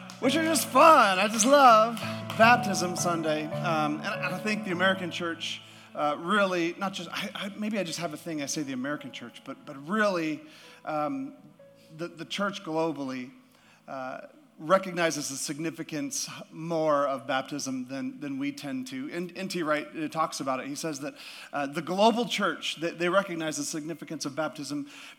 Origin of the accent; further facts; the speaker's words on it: Yukon, Canada; moved away; also born or lived in Alaska; I'm from the Yukon, so northern Canada in the Yukon, right next to Alaska